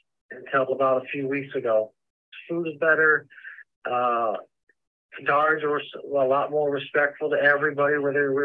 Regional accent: Fort Worth, Texas, United States; I come from Fort Worth, Texas.

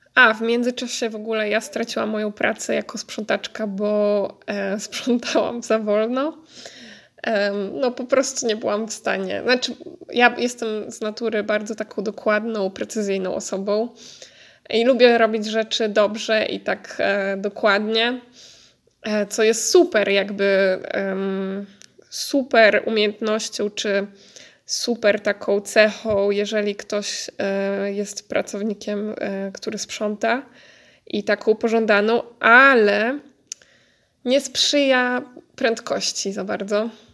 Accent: near Warsaw, Masovian Voivodeship, Poland; moved away as an adult; now in Netherlands; ja jestem z okolic Warszawy

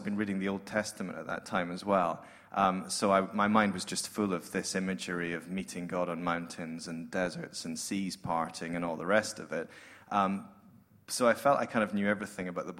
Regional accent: Scotland, United Kingdom; accent: Scottish; moved away as an adult; now in Sydney, Australia; I come from Scotland, as you might guess.

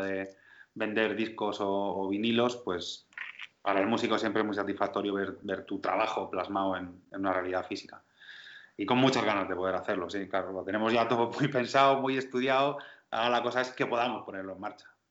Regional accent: Region of Murcia, Spain; Soy murciano

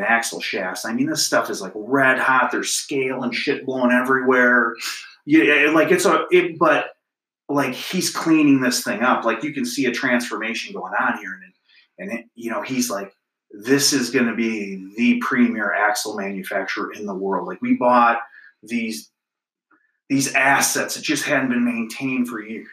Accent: Clio, Michigan, United States; I grew up in Clio

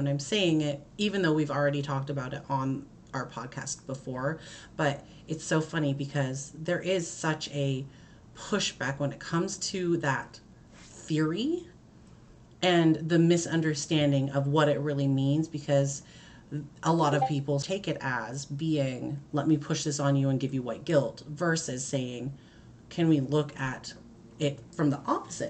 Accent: United States; Because I'm an American.

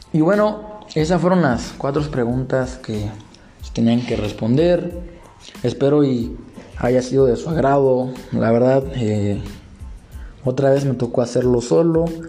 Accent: Mexico

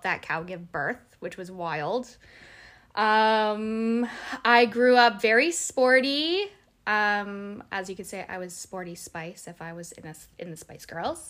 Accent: Mildmay, Ontario, Canada; I was raised in Malmö. Well, it's pronounced Mild May, but I'm from there

